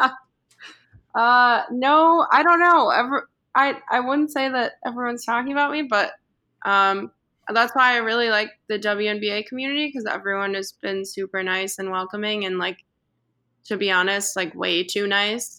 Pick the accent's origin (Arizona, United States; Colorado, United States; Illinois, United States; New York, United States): Illinois, United States; Chicago; I grew up watching the Bulls because I'm from Chicago